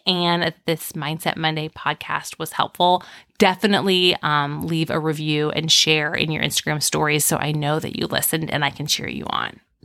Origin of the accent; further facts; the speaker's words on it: Indiana, United States; I'm from Indiana